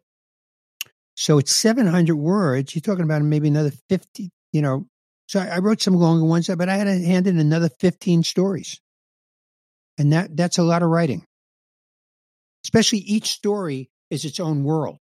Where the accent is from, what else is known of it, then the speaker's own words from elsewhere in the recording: New York City, New York, United States; growing up in the Bronx, about my parents